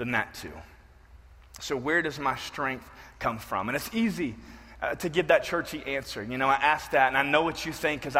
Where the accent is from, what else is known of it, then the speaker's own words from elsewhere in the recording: the South, United States; I grew up in the South